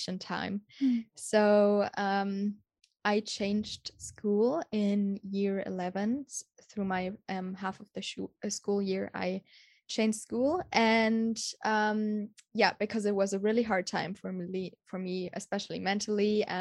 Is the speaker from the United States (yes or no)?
no; Munich, Bavaria, Germany; moved away; I'm from Germany, from the beautiful city Munich